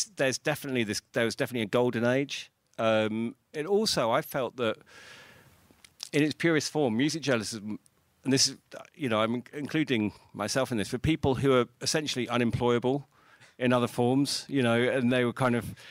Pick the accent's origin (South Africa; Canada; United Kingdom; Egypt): United Kingdom; I was growing up in Britain